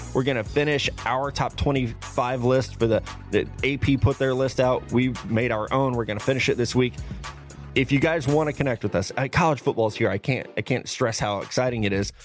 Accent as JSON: {"language": "English", "region": "Missouri", "country": "United States", "said": "I'm from Missouri"}